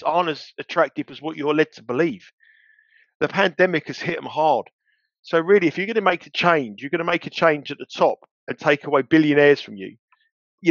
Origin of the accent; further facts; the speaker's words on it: London, United Kingdom; when I was a kid growing up in London, in North London